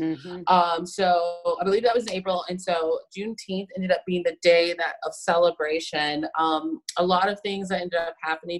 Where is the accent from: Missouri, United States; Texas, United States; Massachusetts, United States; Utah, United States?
Texas, United States; San Antonio; I'm from Texas and originally from San Antonio, so this is in my heritage of making tamales